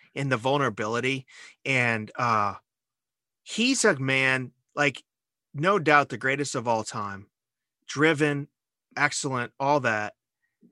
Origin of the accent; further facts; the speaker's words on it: Illinois, United States; I'm from Illinois.